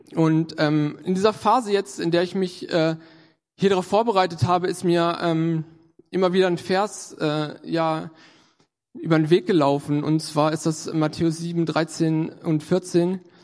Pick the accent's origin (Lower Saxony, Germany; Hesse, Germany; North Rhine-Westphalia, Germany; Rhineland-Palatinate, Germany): Lower Saxony, Germany; Göttingen; moved away as an adult; now in Hannover, Germany; war ich in Göttingen, da komme ich auch äh, her aus der Ecke.